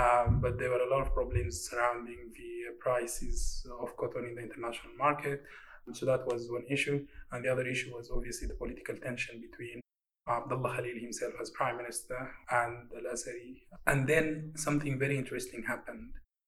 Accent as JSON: {"language": "English", "country": "Sudan", "said": "I am from Sudan."}